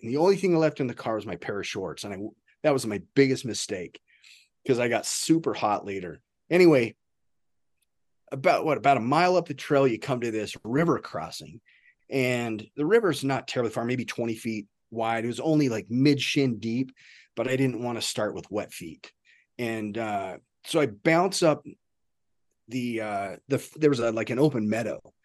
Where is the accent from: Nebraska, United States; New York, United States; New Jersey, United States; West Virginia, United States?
Nebraska, United States; I was from Nebraska.